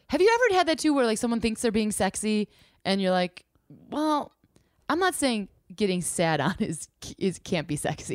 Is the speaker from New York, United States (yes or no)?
no; Illinois, United States; also born or lived in Chicago; I was raised in Illinois